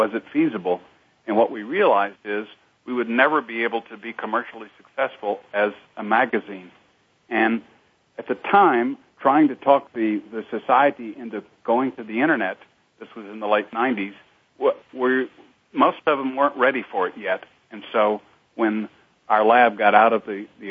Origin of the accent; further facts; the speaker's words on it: Austin, Texas, United States; I was raised in Austin, Texas